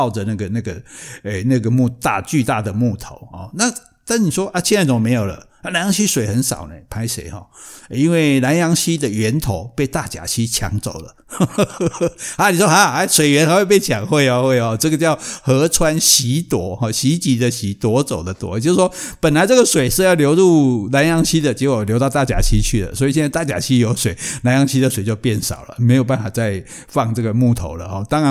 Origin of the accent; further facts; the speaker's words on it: Taiwan; 我们台湾人现在水准也很高嘛，也不会去乱抓这些鸟